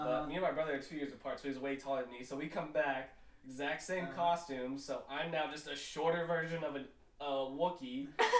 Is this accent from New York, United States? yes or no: no; Utah, United States; So since I'm from Utah, a Mormon state, Halloween was weird.